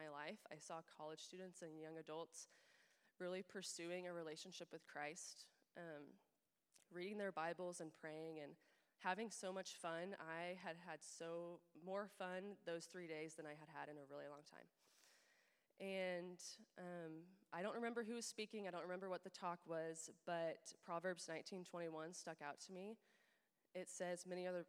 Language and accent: English; Overland Park, Kansas, United States; I have been living in Kansas City the last couple years since graduating from KU, and I grew up in Overland Park, so have been in the area my whole life